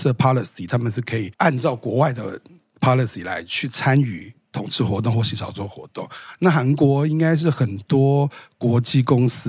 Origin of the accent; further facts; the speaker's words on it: Taiwan; 我是台湾人。